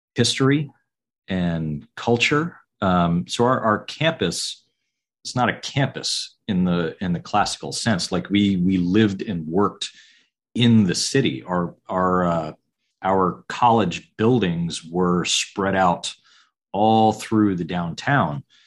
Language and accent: English; Kings Bay, Georgia, United States; also born or lived in upstate New York / Savannah, Georgia; my parents were both civil service. Uh, so I grew up in Kings Bay, Georgia